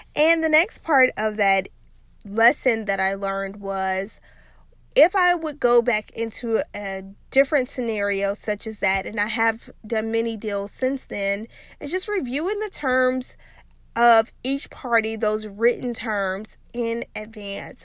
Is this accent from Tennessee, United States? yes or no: no; South Louisiana, United States; when I was growing up in South Louisiana